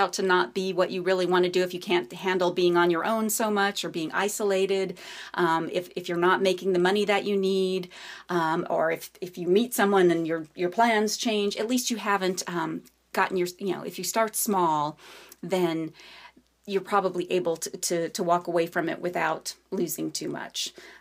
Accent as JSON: {"language": "English", "region": "New Mexico", "country": "United States", "moved": "yes", "lives_now": "Virginia, United States", "said": "I'm from New Mexico"}